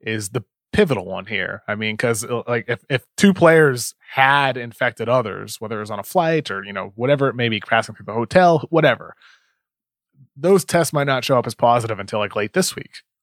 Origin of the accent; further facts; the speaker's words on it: Brockton, Massachusetts, United States; I grew up in Brockton